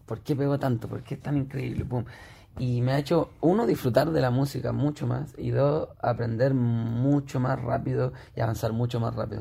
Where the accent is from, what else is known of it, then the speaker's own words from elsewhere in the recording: Elqui Valley, Coquimbo, Chile; retrocedí a mi infancia en el Valle del Elqui, en, el campo